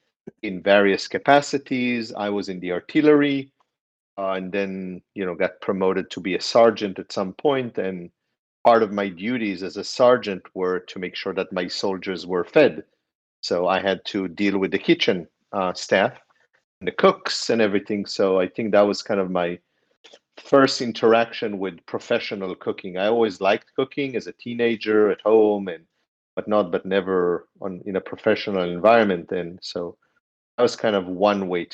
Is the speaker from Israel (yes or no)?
yes; Israel; moved away as an adult; now in New York City, United States; I live and work in New York City. I've been here for 20 years soon. I'm from Israel